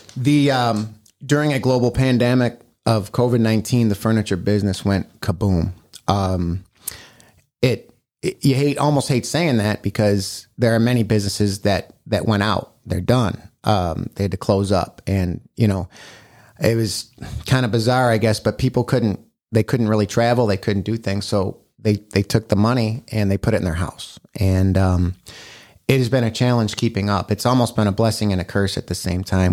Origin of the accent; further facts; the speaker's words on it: Batavia, United States; also born or lived in Sacramento, California; I grew up in Batavia. I went to Batavia High School